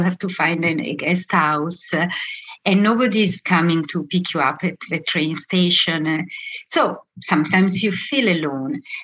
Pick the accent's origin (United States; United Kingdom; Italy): Italy; Milan, Lombardy; moved away as an adult; also born or lived in Venezuela; I come from Milan